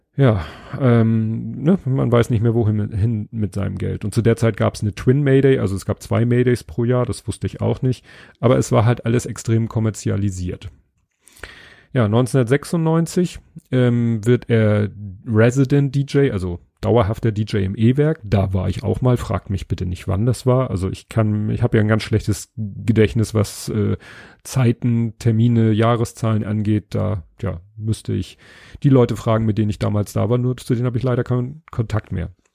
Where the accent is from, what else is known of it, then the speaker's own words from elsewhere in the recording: Hamburg, Germany; innerhalb von Stalzhoop, wo ich aufgewachsen bin